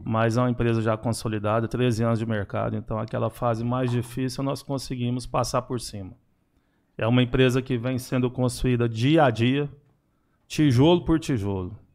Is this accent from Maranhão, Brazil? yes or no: no; Araguari, Minas Gerais, Brazil; Eu sou natural de Araguari.